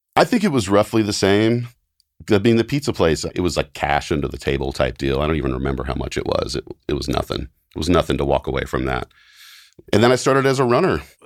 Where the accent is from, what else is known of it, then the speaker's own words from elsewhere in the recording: Knoxville, Tennessee, United States; moved away as an adult; also born or lived in Los Angeles; now in Nashville, United States; I grew up in Knoxville, Tennessee, and spent pretty much my whole childhood and school years and high school years kinda just growing up in Knoxville